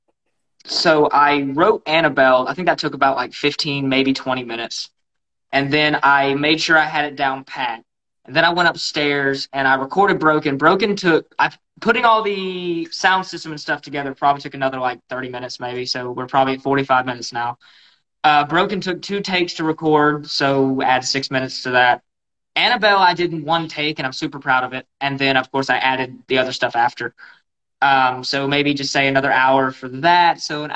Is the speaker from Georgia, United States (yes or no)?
yes; Georgia, United States; also born or lived in Newnan, Georgia; I was born and raised in Georgia, from a one red light town without the red light